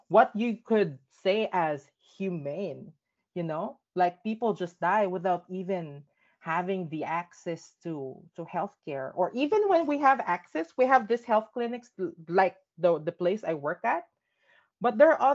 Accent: Philippines; growing up in the Philippines as a trans kid

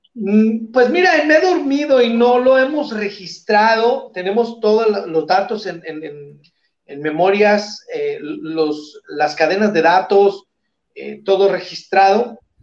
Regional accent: Sinaloa, Mexico; aquí en Sinaloa, en mi tierra

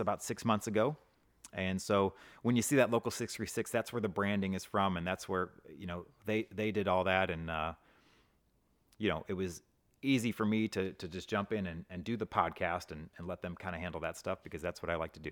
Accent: Hazelwood, Missouri, United States; also born or lived in Mississippi; now in Saint Charles, United States; I grew up in Hazelwood

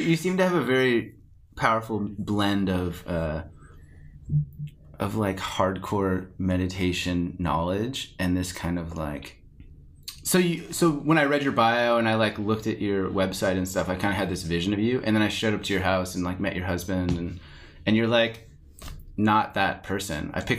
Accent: Australia; I'm biased because I'm Australian though.

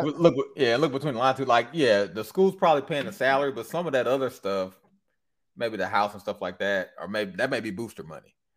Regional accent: Michigan, United States; also born or lived in Louisiana; was born and raised in Michigan

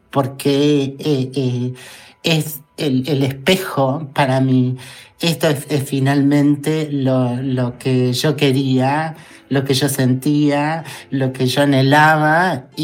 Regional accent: Argentina; bueno, pero las argentinas no dejamos que se pare en la esquina una peruana o una, una chilena y una cosa, y las maltratamos

